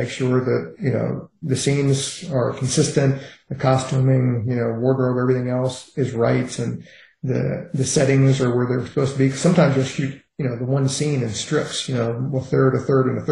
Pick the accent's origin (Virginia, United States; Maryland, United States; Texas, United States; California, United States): Virginia, United States; Richmond; I grew up in Richmond, Virginia, in a heavily racist, heavily segregated society